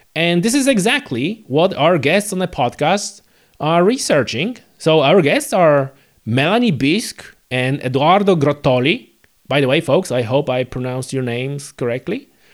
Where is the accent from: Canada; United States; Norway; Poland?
Poland; now in Northern Ireland, United Kingdom; I come from Poland